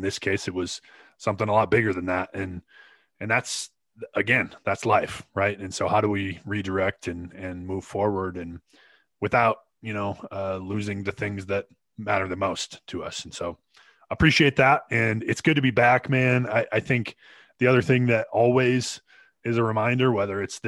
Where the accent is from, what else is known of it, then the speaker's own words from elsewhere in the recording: Glenwood, Minnesota, United States; the golf club that I grew up in Glenwood